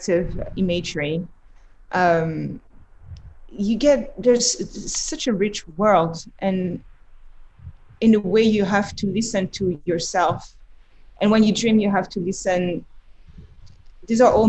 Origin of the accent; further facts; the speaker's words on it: Montreuil, Île-de-France, France; also born or lived in Paris; now in New York, United States; I grew up in the Paris suburbs. Montreuil is a city really close to Paris